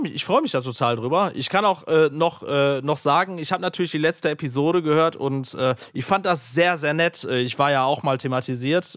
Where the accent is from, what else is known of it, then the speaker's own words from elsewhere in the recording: Aachen, North Rhine-Westphalia, Germany; in Aachen, meiner Heimat